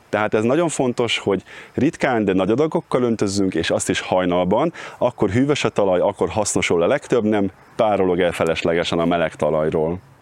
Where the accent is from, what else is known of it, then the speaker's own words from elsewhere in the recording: Cegléd, Pest, Hungary; moved away as an adult; also born or lived in Budapest; now in Pilisszentkereszt, Hungary; Vidéken nőttem föl Cegléden, és Pestre kerültem a Kertészeti Egyetemre